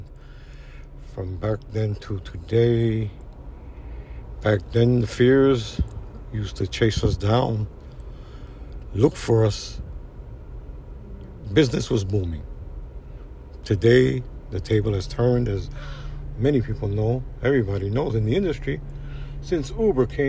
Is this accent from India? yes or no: yes; India; moved away as an adult; now in New York, United States; over 20 years ago in my hometown in India